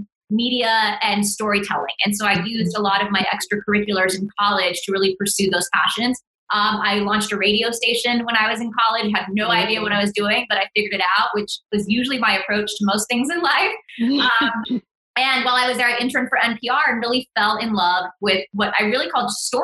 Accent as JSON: {"language": "English", "town": "Fort Worth", "region": "Texas", "country": "United States", "tie": "born or raised there", "also_born_or_lived": "New York", "first_language": "Spanish", "second_language": "English", "moved": "as an adult", "said": "I grew up in a very Mexican part of Fort Worth, Texas on the north side"}